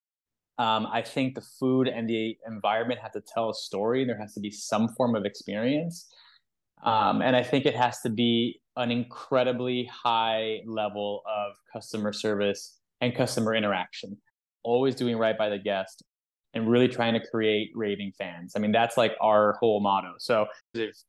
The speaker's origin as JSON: {"language": "English", "region": "South Florida", "country": "United States", "said": "we're from South Florida"}